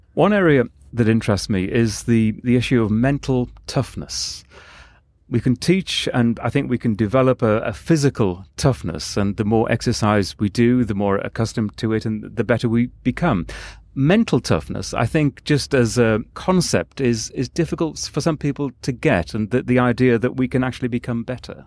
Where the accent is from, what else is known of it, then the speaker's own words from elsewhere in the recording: England, United Kingdom; I'm from England